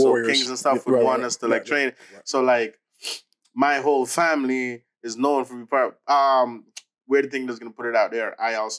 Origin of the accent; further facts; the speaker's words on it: Jamaica; But I'm always Jamaican, no matter what. I'm always Jamaican.